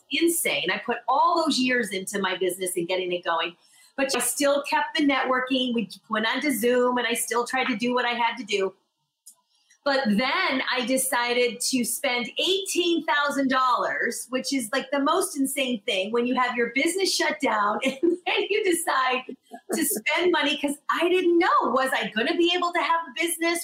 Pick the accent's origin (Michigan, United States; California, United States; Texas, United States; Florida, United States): Michigan, United States; also born or lived in Los Angeles; now in New York, United States; I'm originally from Michigan and I lived in LA for 17 years, and then I'm here now